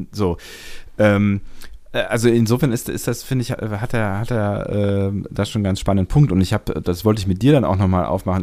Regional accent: Germany; speziell bei uns in Deutschland

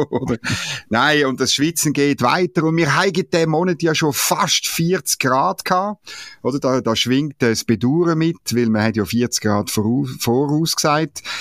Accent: Switzerland; ich gebe es natürlich zu, als Schweizer kann man nicht anders als den Engländerinnen äh, Daumen drücken

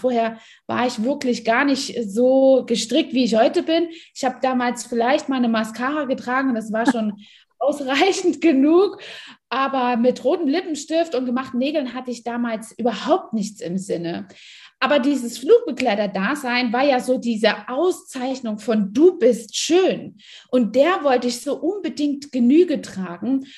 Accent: East Germany, Germany; ich bin in Ostdeutschland groß geworden

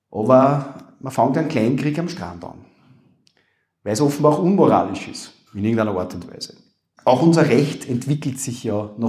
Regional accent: Upper Austria, Austria; accent: Upper Austrian; man hört das an meinem Akzent, glaube ich, ganz gut, wie gesagt, Oberösterreich

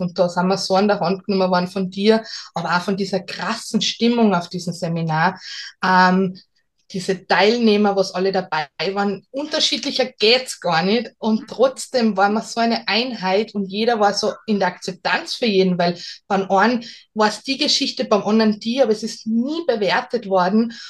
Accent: Salzburg, Austria; ich bin aus Salzburg

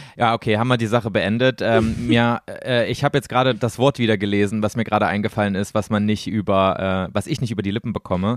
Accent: East Germany, Germany; born or raised there; moved away

